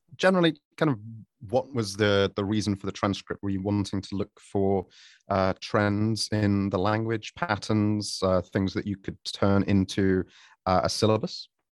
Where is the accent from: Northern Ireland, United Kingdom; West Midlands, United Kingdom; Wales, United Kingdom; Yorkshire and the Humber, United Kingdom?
Yorkshire and the Humber, United Kingdom; Sheffield; now in Japan; I, myself, I'm from Sheffield.